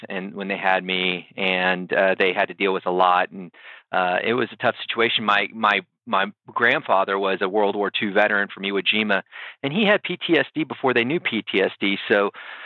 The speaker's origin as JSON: {"language": "English", "region": "South Texas", "country": "United States", "tie": "born or raised there", "also_born_or_lived": "Harlingen, Texas / Castroville, Texas / San Antonio, Texas", "said": "I'm a South Texas guy, so I'm currently living in San Antonio and grew up in the South Texas area."}